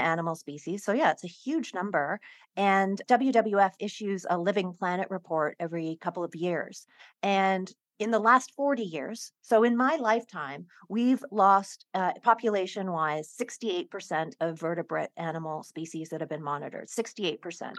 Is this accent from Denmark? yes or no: no; Hong Kong; I grew up in Hong Kong